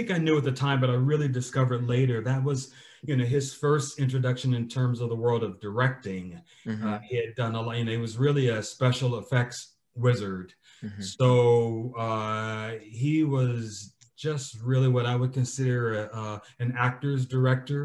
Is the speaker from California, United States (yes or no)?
yes; Gardena, California, United States; I grew up in Gardena, which is a suburb